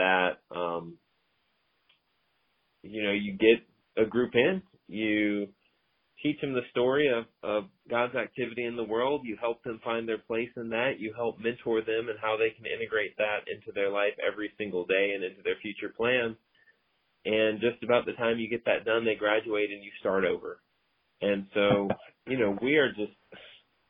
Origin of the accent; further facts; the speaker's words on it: Irmo, South Carolina, United States; moved away as an adult; also born or lived in Greenwood; now in Chapel Hill, United States; I was born and raised in Irmo